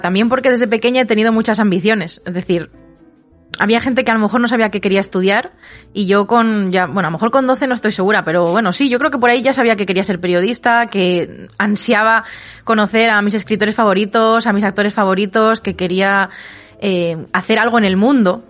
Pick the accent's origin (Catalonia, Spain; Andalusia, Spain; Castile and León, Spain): Castile and León, Spain; Segovia; me fui a Madrid de excursión desde Segovia, mi ciudad natal